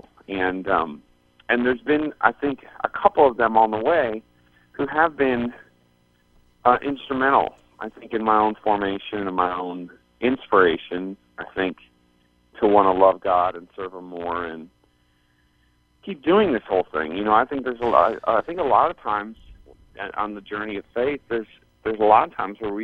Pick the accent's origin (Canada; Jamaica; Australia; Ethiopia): Canada; moved away as an adult; now in Arizona, United States; growing up in Canada